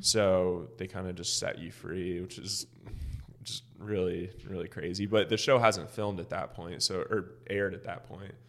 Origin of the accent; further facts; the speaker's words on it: Michigan, United States; moved away as an adult; now in Dallas, United States; I'm from Michigan